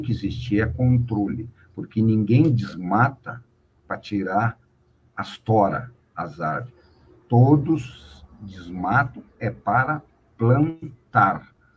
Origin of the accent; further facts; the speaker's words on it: Brazil; a gente é brasileiro